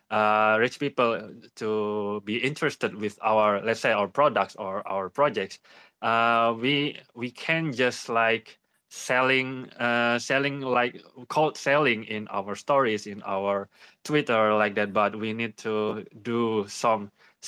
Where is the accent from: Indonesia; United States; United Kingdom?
Indonesia; I'm from Indonesia